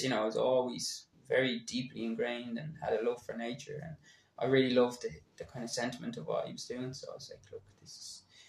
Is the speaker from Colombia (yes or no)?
no; near Dunmore East in Waterford, Munster, Ireland; I grew up just near Dunmore East in Waterford.